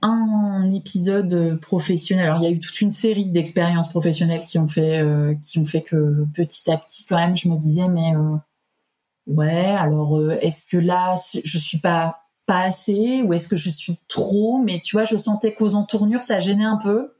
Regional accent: Paris region, Île-de-France, France; also born or lived in Auvergne; now in Clermont-Ferrand, France; je suis originaire de la région parisienne, mais enfin d'Auvergne et de région parisienne

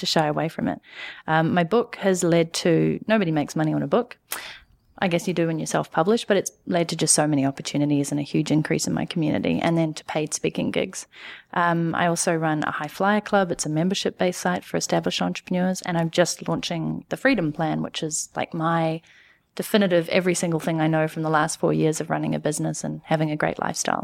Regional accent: New Zealand; moved away as an adult; also born or lived in Canada / London; now in New York City, United States; I'm from New Zealand

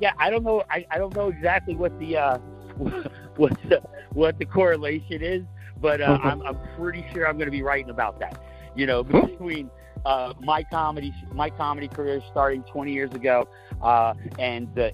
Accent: Florida, United States; moved away as an adult; also born or lived in New York City; I currently live back in my, you know, where I grew up in Florida

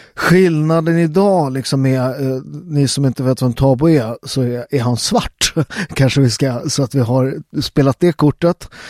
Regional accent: Sweden; Jag är ju född och uppväxt i Sverige

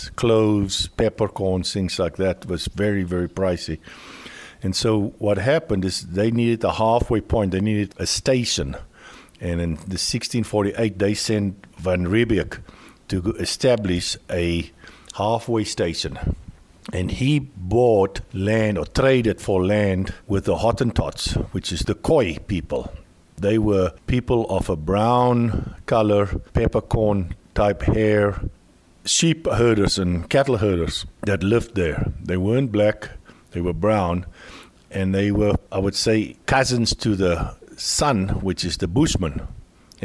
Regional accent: Swellendam, Western Cape, South Africa; moved away as an adult; I grew up in a town called Swellendam.

